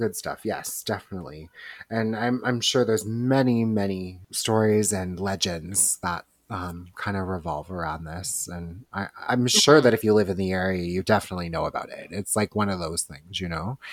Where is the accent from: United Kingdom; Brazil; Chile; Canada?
Canada; Toronto, Ontario; we are from Toronto